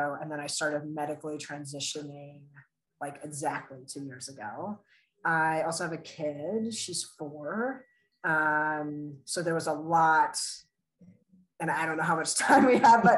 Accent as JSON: {"language": "English", "region": "Colorado", "country": "United States", "tie": "born or raised there", "also_born_or_lived": "Russia / Virginia", "said": "when I was 8, we moved to Colorado. So I pretty much say I'm from Colorado"}